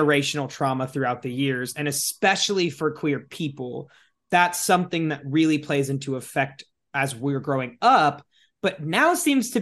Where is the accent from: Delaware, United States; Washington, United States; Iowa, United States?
Iowa, United States; my home state of Iowa